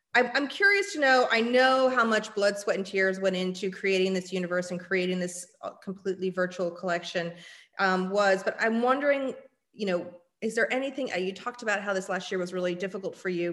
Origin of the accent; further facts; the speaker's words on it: San Francisco, California, United States; I'm born and raised in San Francisco